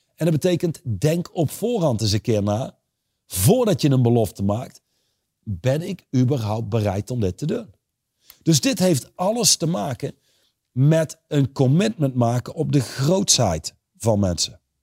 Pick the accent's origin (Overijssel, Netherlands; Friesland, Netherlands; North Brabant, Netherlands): North Brabant, Netherlands; Reusel; Ik ben opgegroeid in Reuzel